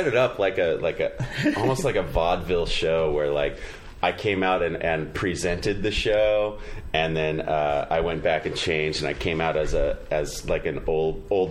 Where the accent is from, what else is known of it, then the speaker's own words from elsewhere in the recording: Fresno, California, United States; I'm from Fresno, went to Fresno State